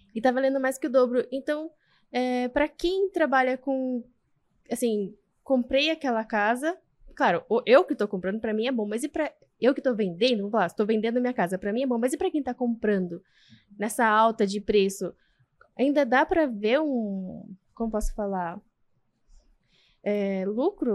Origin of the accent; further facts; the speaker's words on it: Ibiúna, São Paulo, Brazil; Sou de Biúna